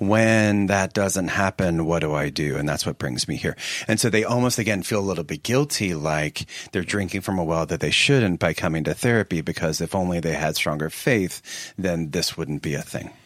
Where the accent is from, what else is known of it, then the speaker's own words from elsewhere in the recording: Philadelphia, Pennsylvania, United States; now in Seattle, United States; I'm from the Philadelphia area, and in fact, by the time I was sixteen, I was living a half a block from Westminster Seminary